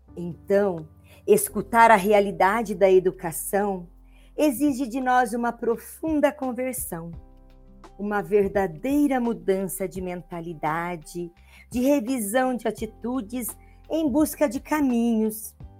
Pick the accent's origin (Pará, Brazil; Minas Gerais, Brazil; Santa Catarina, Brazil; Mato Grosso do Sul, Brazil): Minas Gerais, Brazil; Estiva; now in Pouso Alegre, Brazil; sou estivense, né? Eu nasci em Estiva, aqui no sul de Minas